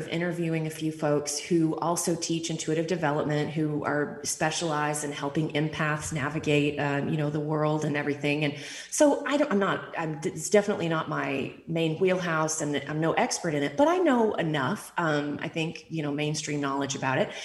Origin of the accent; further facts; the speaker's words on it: East Texas, United States; growing up in East Texas